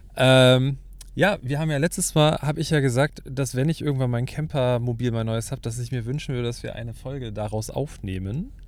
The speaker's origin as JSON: {"language": "German", "region": "Hamburg", "country": "Germany", "said": "bei uns in Hamburg"}